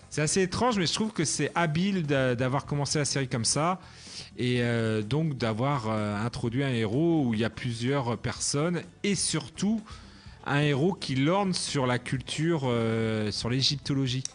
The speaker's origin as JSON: {"language": "French", "country": "France", "said": "en tant que Français"}